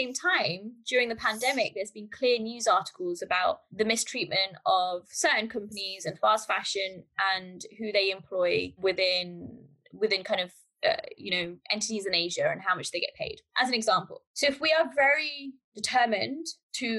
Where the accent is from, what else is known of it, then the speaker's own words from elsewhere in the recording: United Kingdom; I'm from the UK, but culturally and my heritage is from Pakistan. So I've been raised in the UK